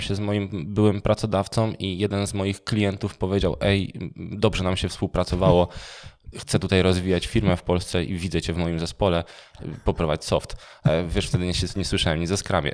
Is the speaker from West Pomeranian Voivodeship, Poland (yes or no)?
no; Częstochowa, Silesian Voivodeship, Poland; ja jestem z Częstochowy